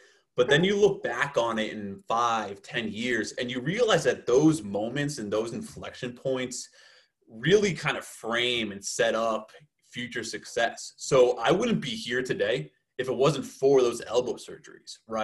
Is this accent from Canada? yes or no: no; outside of Boston, Massachusetts, United States; moved away as an adult; also born or lived in Miami; I grew up outside of Boston, Massachusetts